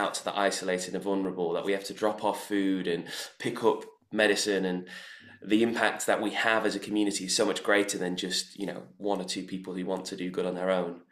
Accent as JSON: {"language": "English", "town": "Manchester", "region": "North West England", "country": "United Kingdom", "tie": "born or raised there", "moved": "yes", "lives_now": "London, United Kingdom", "said": "my experience growing up in Manchester"}